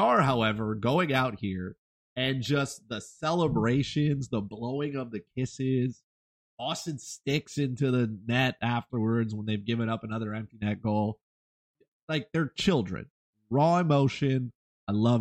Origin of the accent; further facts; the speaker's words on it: Canada; As a Canadian